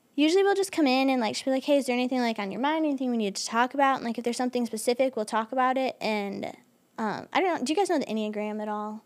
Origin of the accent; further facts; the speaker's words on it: Michigan, United States; I'm from Michigan, so, like, we get seasonal depression a lot